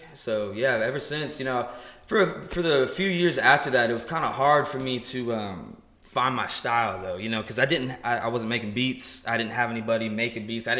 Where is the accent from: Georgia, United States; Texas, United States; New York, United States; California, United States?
Georgia, United States; Paulding County; also born or lived in Charlotte, North Carolina; I grew up in Paulding County